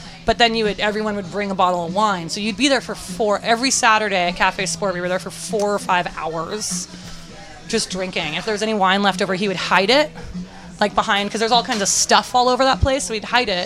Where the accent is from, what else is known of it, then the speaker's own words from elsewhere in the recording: San Francisco, California, United States; I grew up in North Beach